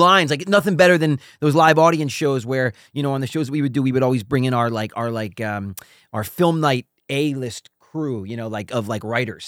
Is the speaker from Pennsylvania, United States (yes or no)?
yes; Philadelphia, Pennsylvania, United States; also born or lived in New York; we grew up in Philadelphia